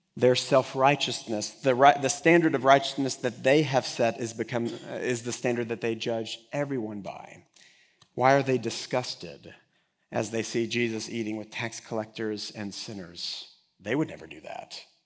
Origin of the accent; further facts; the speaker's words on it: Texas, United States; I am from here, from Texas